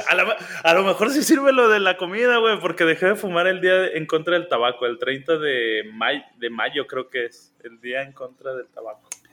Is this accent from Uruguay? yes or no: no; State of Mexico, Mexico; yo soy de, de México, Distrito Federal